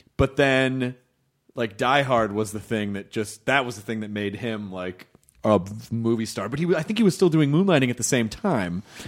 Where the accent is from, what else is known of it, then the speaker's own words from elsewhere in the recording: Memphis, Tennessee, United States; moved away as an adult; also born or lived in Louisville, Kentucky; I was born in Louisville, Kentucky when I grew up in Memphis